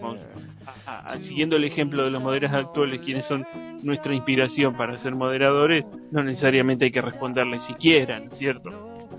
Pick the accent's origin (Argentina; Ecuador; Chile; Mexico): Argentina; soy, de Argentina